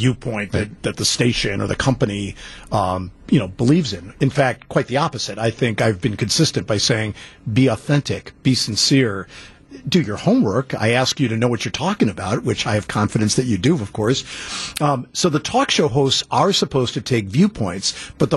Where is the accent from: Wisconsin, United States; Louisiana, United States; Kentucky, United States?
Wisconsin, United States; Shorewood; I grew up in Shorewood